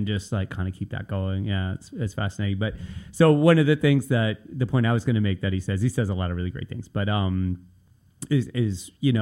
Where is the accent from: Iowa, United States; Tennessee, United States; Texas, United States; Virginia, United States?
Tennessee, United States; Nashville; also born or lived in Brooklyn, New York; now in New York, United States; when I was a kid growing up in Nashville